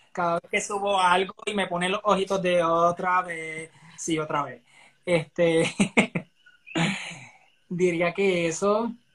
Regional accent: Barranquitas, Puerto Rico; soy de Barranquitas, del pueblo del centro de la isla

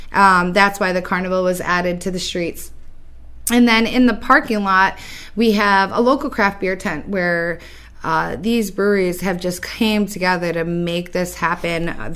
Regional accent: Geneva, New York, United States; I'm born and raised in Geneva, New York, and I lived all over the state most of my years in New York City. Came back about 2 years ago

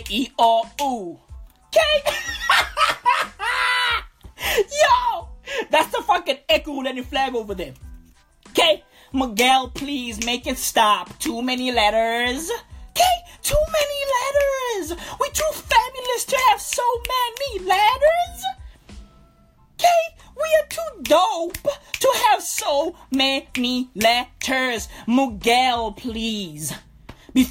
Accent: Katlehong, Gauteng, South Africa; I grew up in Katlehong.

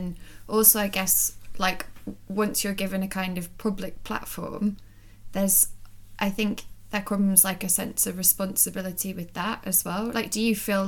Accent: Sunderland, North East England, United Kingdom; I'm from Sunderland

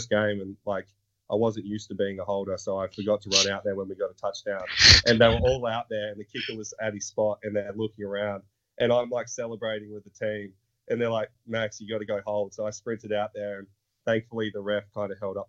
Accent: Australia; moved away as an adult; now in United States; I come from Australia

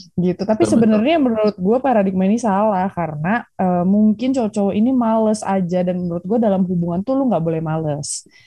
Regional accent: Bandung, West Java, Indonesia; sekarang sih di Bandung, staynya di Bandung, lahir di Bandung.

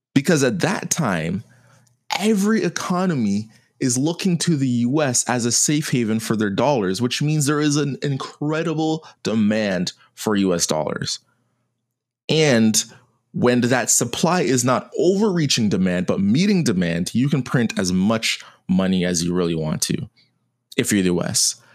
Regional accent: Canada; me as a Canadian

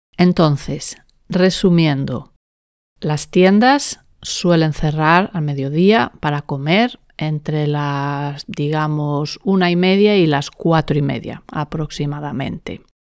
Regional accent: Spain; en España en general usamos la palabra mediodía

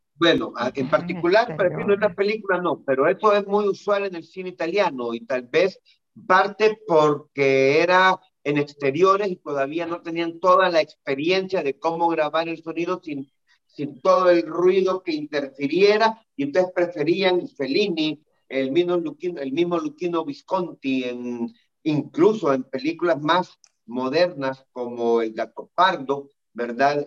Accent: El Salvador; lo que me está pasando en mi país

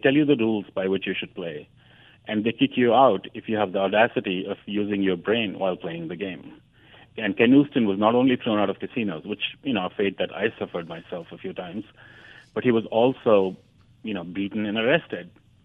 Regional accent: New Delhi, Delhi, India; moved away as an adult; also born or lived in Madison, Wisconsin; now in New York, United States; growing up in the India of the 70s and 80s

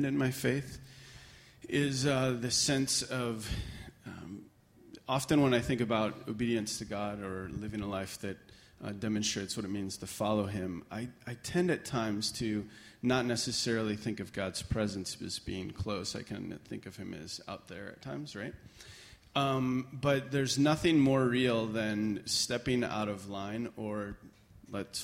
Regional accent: Scranton, Pennsylvania, United States; moved away as an adult; now in Spokane, United States; I grew up just outside of Scranton, Pennsylvania, and we moved here about a little over six years ago

